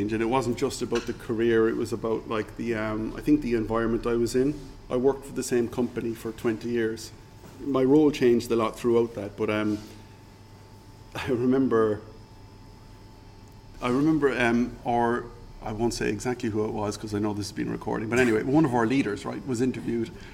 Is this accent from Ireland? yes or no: yes; Ireland; moved away as an adult; also born or lived in Singapore; now in Algarve, Portugal; I'm Irish, right? Okay. I grew up drinking alcohol